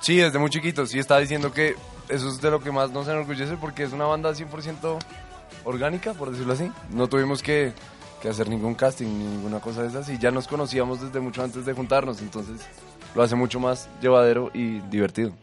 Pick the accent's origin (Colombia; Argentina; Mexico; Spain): Colombia; Bogotá; accent: rolo; Pero nosotros no somos paisas, somos bogotanos